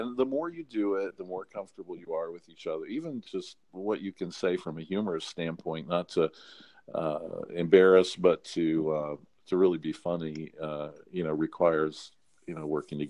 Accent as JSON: {"language": "English", "region": "North Carolina", "country": "United States", "tie": "born or raised there", "accent": "North Carolina accent", "said": "But, you know, one of the things I had to do growing up in North Carolina, I had a pretty strong North Carolina accent."}